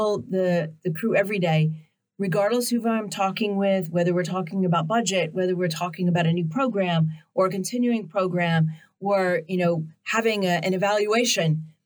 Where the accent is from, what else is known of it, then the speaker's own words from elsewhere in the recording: just outside of Nashville, Tennessee, United States; also born or lived in Memphis, Tennessee; I grew up just outside of Nashville